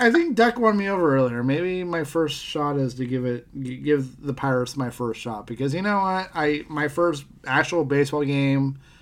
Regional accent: Western Pennsylvania, United States; now in California, United States; We grew up in Western Pennsylvania

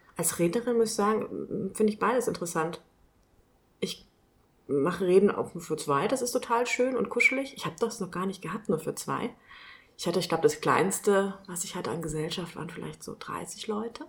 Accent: Kelkheim, Hesse, Germany; also born or lived in Frankfurt; now in Ruppertshain, Germany; Ich bin mal gebürtige Kelkheimerin

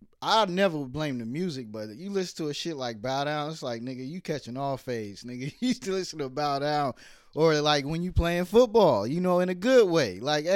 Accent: Brooklyn, New York, United States; born there; because I was born in Brooklyn, and Oakland seemed like Brooklyn.

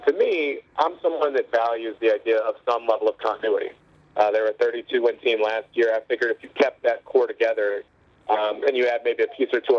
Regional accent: Chicago, Illinois, United States; I grew up in Chicago

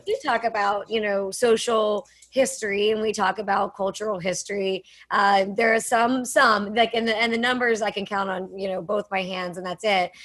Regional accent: Pittsburgh, Pennsylvania, United States; I am from Pittsburgh, Pennsylvania, so people assume that I grew up around firearms

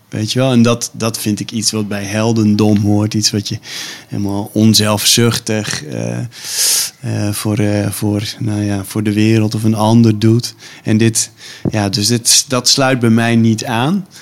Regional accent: Stiens, Friesland, Netherlands; moved away; ik heb als kind in Stiens gewoond

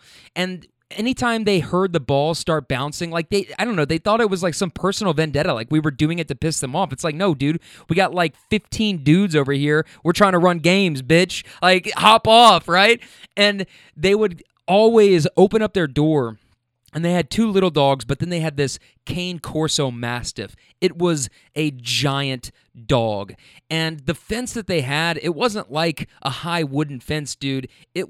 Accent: Minnesota, United States; you know, but we're from Minnesota, 700 miles away.

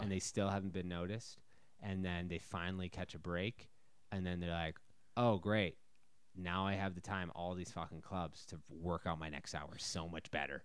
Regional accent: Minnesota, United States; moved away as an adult; also born or lived in Chicago / New York; now in Texas, United States; born and raised in Minnesota

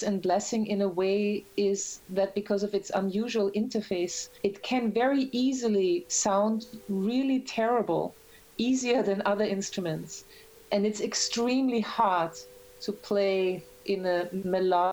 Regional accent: Graz, Styria, Austria; moved away as an adult; also born or lived in Vienna, Austria; now in New York, United States

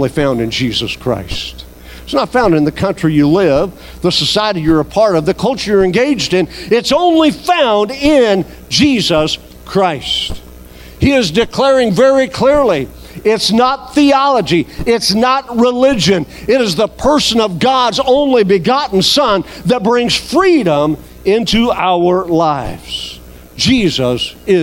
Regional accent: United States; as an American

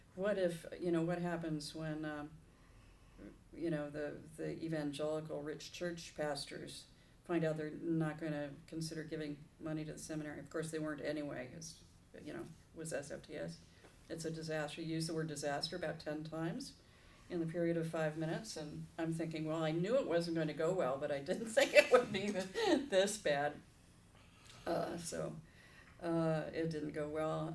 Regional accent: Los Angeles, California, United States; I am a native Southern Californian, born in Hollywood Presbyterian Hospital

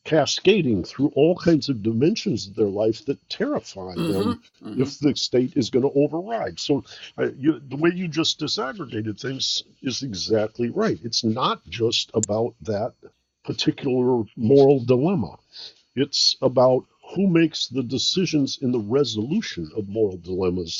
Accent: Detroit, Michigan, United States; I grew up in Detroit

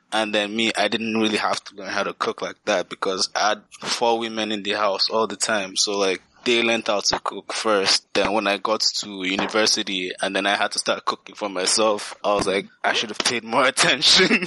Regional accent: Nigeria; now in Canada; growing up in Nigeria

